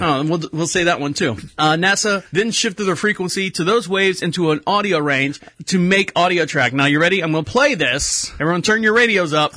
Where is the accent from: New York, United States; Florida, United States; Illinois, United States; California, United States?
Florida, United States; Orlando; moved away; I was born and raised in Orlando